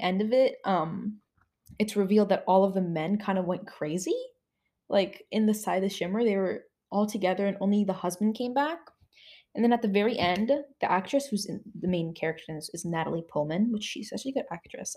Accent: United States; because I'm an American

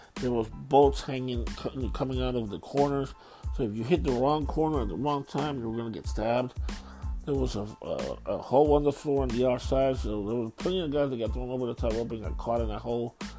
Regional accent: New York, United States; moved away; also born or lived in Florida / Texas; I'm from New York originally

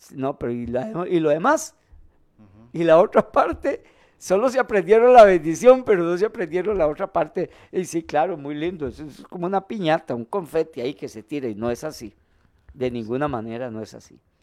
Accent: Costa Rica; como decimos aquí en Costa Rica

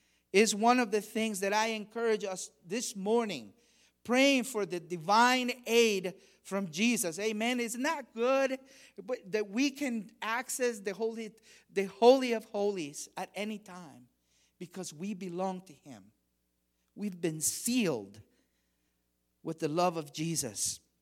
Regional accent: Honduras; English is a second language; I remember when I was a kid, I grew up very religious. I grew up in Latin America, in Honduras, and I remember when I was an altar boy

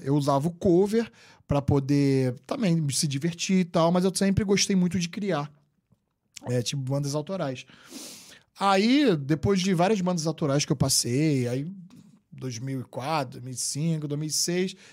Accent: Rio de Janeiro, Brazil; moved away as an adult; now in New York, United States; eu nasci no Rio de Janeiro capital mesmo, vim do bairro de Guadalupe, um bairro pobre do Rio de Janeiro

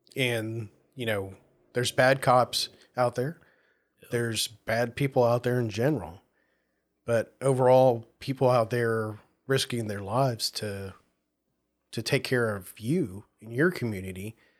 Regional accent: the South, United States; moved away; growing up in the South

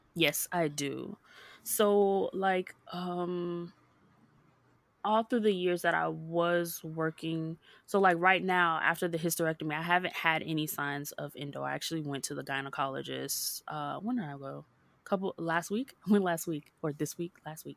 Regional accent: Hollywood, Florida, United States; also born or lived in Jacksonville, Florida; was born and raised in Hollywood, Florida, and I moved up to Jacksonville to go to college

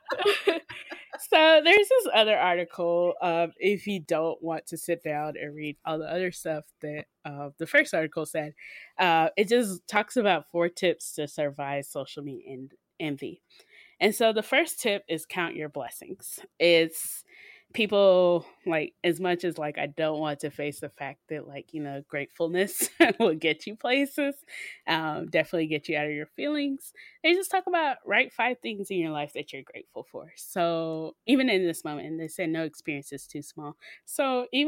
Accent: Mississippi, United States; moved away as an adult; now in Texas, United States

